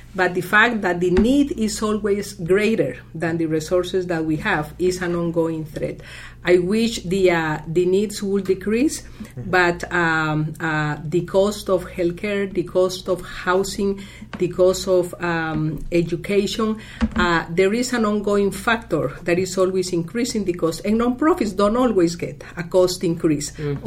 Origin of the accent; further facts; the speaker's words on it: Costa Rica; moved away as an adult; also born or lived in Rockville, Maryland, United States; now in United States; I'm originally from Costa Rica and came here 28 years ago